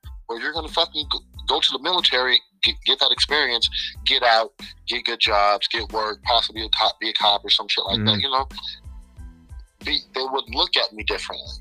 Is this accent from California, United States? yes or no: yes; Orange County, California, United States; where I was growing up in Orange County, it was like, it was, even though it was multicultural, it was very white predominant